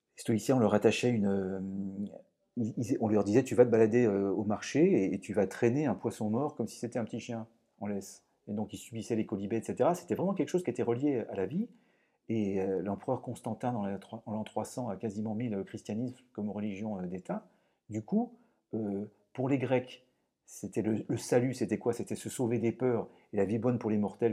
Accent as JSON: {"language": "French", "town": "Lyon", "region": "Auvergne-Rhône-Alpes", "country": "France", "said": "je suis lyonnais"}